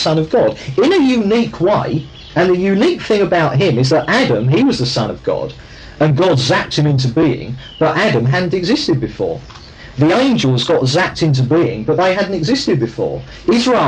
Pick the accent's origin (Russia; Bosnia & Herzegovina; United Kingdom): United Kingdom; I'm a Brit because my parents are Brits, and they're Brits because they were brought up in Britain